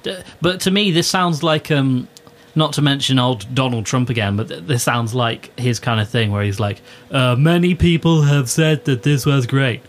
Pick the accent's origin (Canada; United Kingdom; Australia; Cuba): United Kingdom; Birmingham, West Midlands; We are from Birmingham, England.